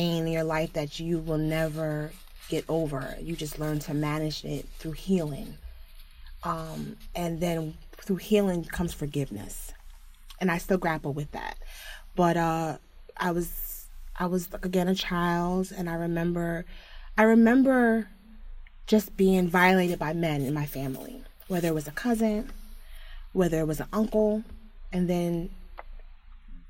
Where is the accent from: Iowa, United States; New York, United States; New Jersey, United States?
New Jersey, United States; South Orange; now in Newark, United States; Originally, I grew up in South Orange, New Jersey. I currently live in Newark, New Jersey